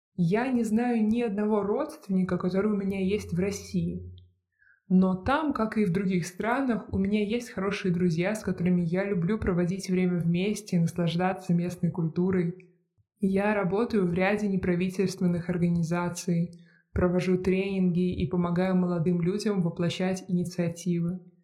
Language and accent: Russian; Latvia; first language Russian